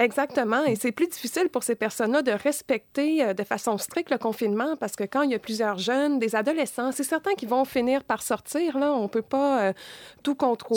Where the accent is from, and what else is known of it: Quebec, Canada